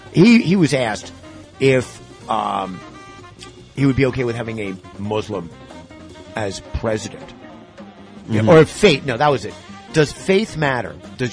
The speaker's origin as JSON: {"language": "English", "town": "White Plains", "region": "New York", "country": "United States", "said": "I'm from White Plains. I was like, no, the other part of White Plains. The other side of the tracks, baby."}